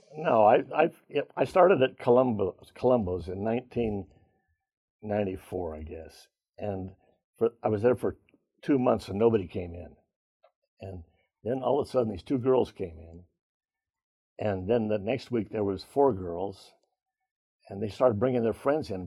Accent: Seattle, Washington, United States; in my block in Seattle where I grew up, did you know I was from Seattle?

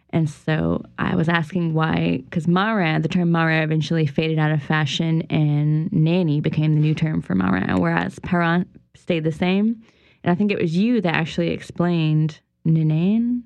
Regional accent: St. Martinville, Louisiana, United States; in St. Martinville? It's my hometown

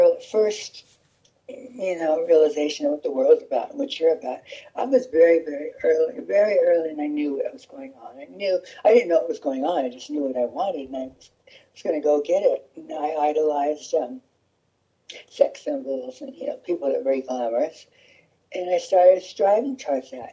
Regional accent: Orange County, California, United States; I'm from Orange County, born and raised.

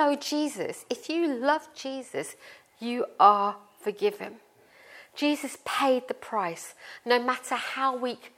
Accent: India; I am Indian and I was born in India and I was raised in a Sikh family. And I grew up as a Sikh

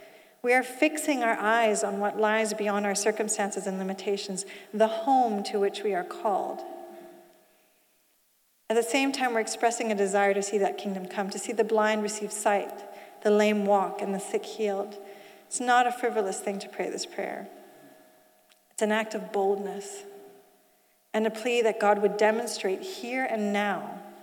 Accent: Switzerland; also born or lived in Asia; So you see, I didn't grow up in the UK. I grew up in Asia and Switzerland.

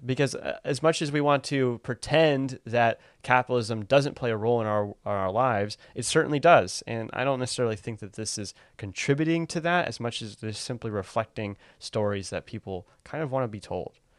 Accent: United States; as an American

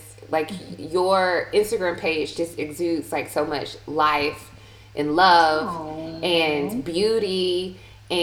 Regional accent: Milledgeville, Georgia, United States; moved away as an adult; growing up in Milledgeville

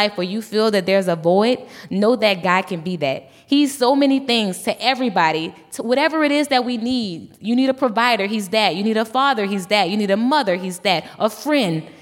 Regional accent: Louisiana, United States; I'm from Louisiana

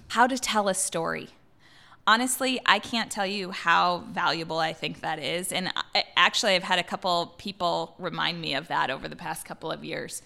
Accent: Iowa, United States; moved away as an adult; also born or lived in Missouri / Minneapolis; now in Seattle, United States; I grew up in Iowa.

